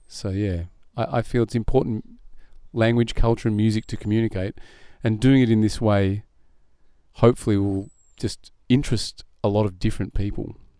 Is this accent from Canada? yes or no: no; Burwood, Australia; also born or lived in Israel; I grew up in Burwood